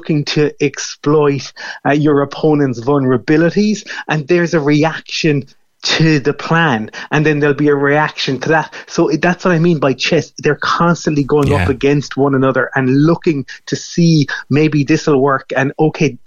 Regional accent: Fermoy, Munster, Ireland; when I was growing up in Fermoy

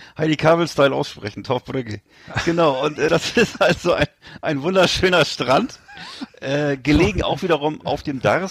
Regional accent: Northern Germany, Germany; accent: northern German; mit meinem norddeutschen Akzent

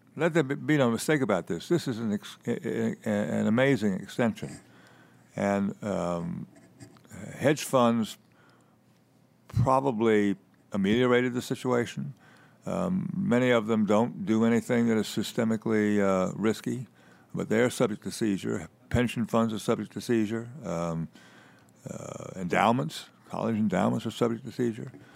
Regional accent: Winston-Salem, North Carolina, United States; Winston-Salem, where I'm from

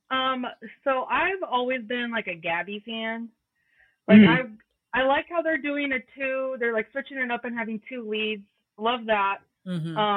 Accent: Oregon coast, United States; now in Yakima, United States; I'm from the Oregon coast.

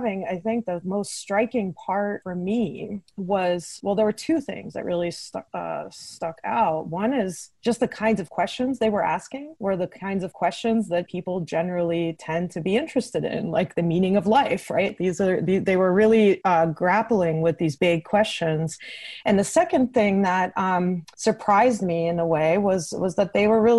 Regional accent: Kyiv, Ukraine; first language Russian; English is a second language; moved away; I was born in Ukraine, in Kyiv.

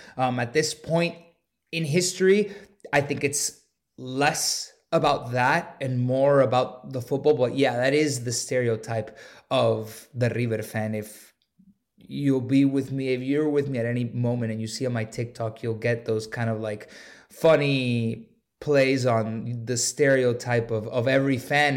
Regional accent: Miami, Florida, United States; I grew up in Miami, um, so I was born and raised in Miami

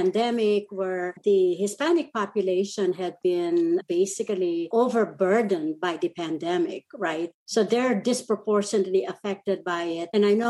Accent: Central Luzon, Philippines; first language Kapampangan; English is a second language; moved away as an adult; now in United States; I'm fluent in Kapampangan, which is the native language. And she was shocked. She was shocked that I've been in the U.S. for 40 years and I'm fluent on my own local language plus Tagalog, which is the national language in the Philippines.

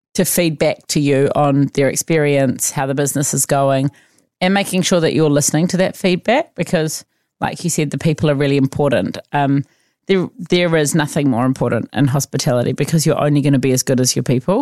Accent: Auckland, New Zealand; also born or lived in Otago; I grew up in Auckland

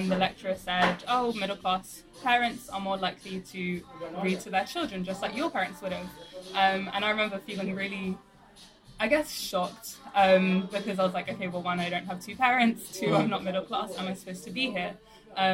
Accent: London, United Kingdom; I grew up in South London in a working class single parent family

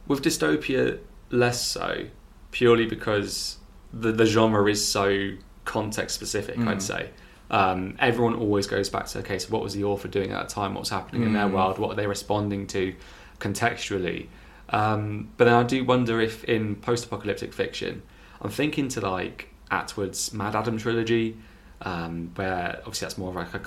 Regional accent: North Devon, South West England, United Kingdom; I'm from North Devon.

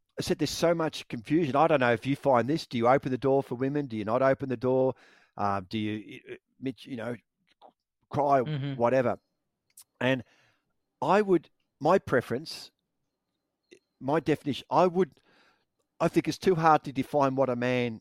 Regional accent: Victoria, Australia; When I was growing up in Victoria, my dad would take me and my two brothers

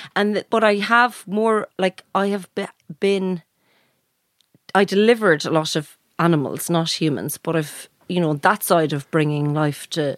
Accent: Castlebar, Connacht, Ireland; I think I was born in Castlebar. Yeah, I was. On the 28th of September, 1983.

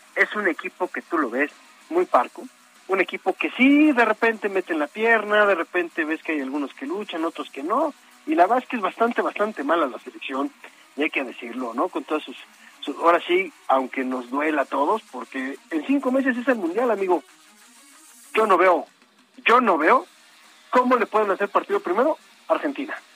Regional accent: Mexico

